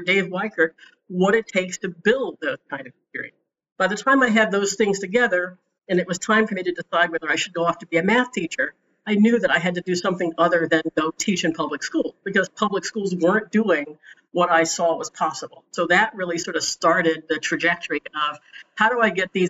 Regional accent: Washington, District of Columbia, United States; also born or lived in Oberlin, Ohio; I grew up in Washington, D.C. I went to the D.C. public schools

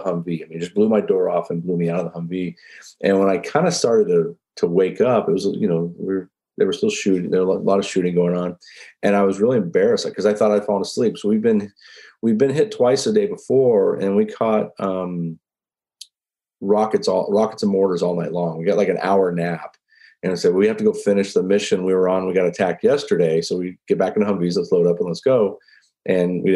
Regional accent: Grand Prairie, Texas, United States; moved away as an adult; also born or lived in West Point; the town where we grew up in Grand Prairie, you know, it's literally halfway between Dallas and Fort Worth

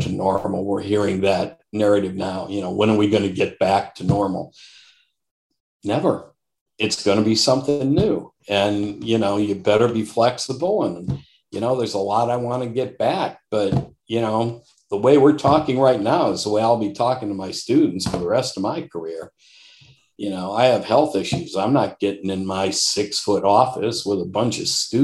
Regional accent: Detroit, Michigan, United States; I grew up in Detroit, in the Detroit metropolitan area, literally Macomb County

